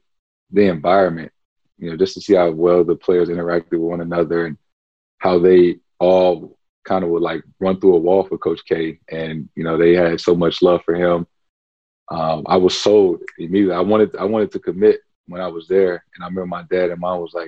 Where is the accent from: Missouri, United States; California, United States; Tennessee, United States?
Missouri, United States; St. Louis; growing up in St. Louis.